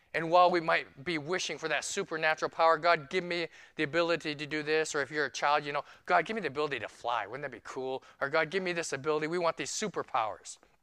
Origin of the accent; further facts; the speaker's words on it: New York City, New York, United States; now in Phoenix, United States; I'm a New Yorker